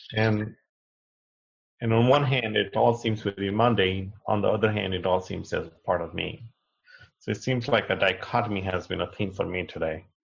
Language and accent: English; Delhi, India; also born or lived in Kushinagar, Uttar Pradesh, India; Growing up in Delhi